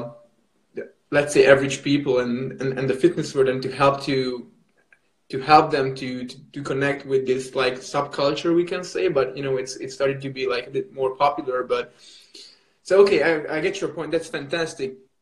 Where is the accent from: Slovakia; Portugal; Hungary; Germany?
Hungary; in my home country, which is Hungary